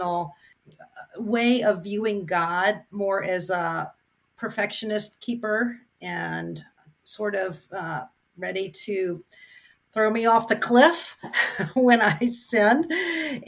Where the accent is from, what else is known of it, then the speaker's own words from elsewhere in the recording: Gainesville, Florida, United States; I grew up in Gainesville, Florida, at a small church called 14th Street Church of Christ